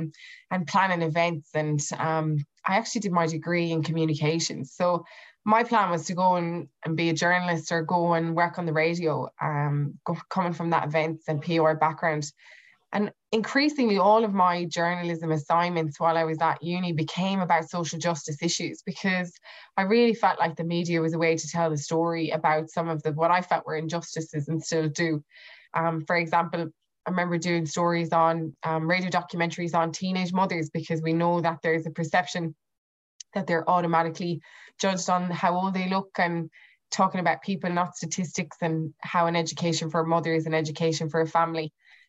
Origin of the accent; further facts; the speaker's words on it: Ireland; I grew up in a social housing community, what would have been council housing in Irelan